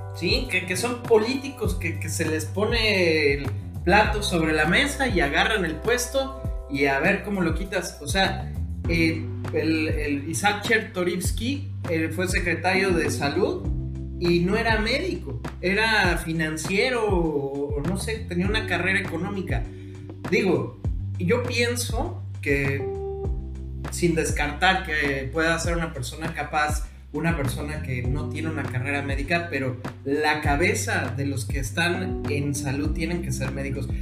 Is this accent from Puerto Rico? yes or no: no; Mexico; also born or lived in Cozumel; como investigador mexicano de COVID